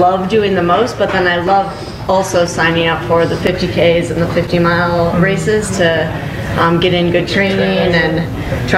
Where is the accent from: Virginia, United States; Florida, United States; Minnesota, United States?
Minnesota, United States; moved away as an adult; also born or lived in Denver, Colorado; now in Golden, United States; I grew up in Minnesota.